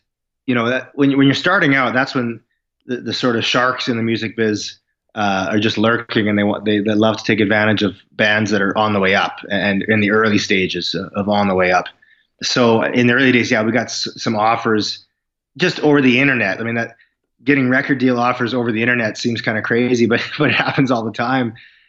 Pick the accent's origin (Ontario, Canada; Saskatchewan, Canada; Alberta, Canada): Saskatchewan, Canada; Saskatoon; also born or lived in Vancouver; Saskatoon, where I live now.